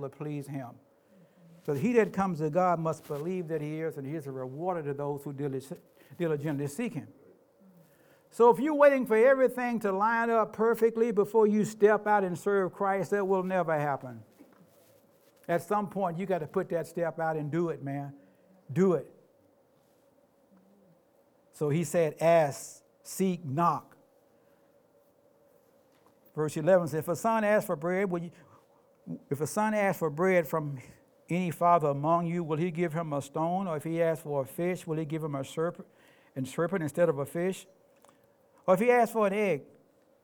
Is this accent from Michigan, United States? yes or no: no; Memphis, Tennessee, United States; moved away as an adult; now in Tacoma, United States; I grew up in Memphis.